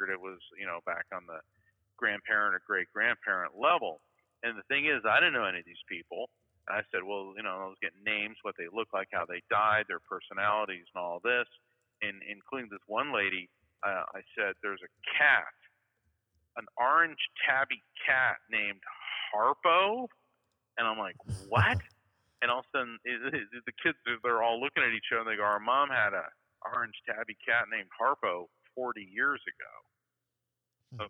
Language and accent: English; Florida, United States; I'm from Florida.